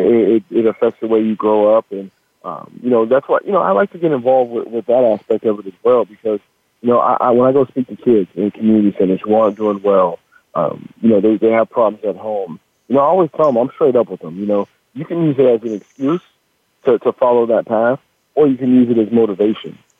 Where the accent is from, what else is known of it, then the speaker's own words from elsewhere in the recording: Washington, United States; also born or lived in Sacramento, California; I was born in Sacramento, and I was um, I was I actually moved up to Washington State when I was six years old